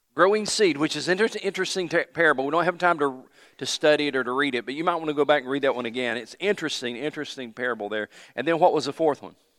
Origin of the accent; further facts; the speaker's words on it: Johnson City, Tennessee, United States; moved away; also born or lived in Anderson, South Carolina; we moved to Johnson City, Tennessee, six oh three Saint Louis Street, Johnson City, Tennessee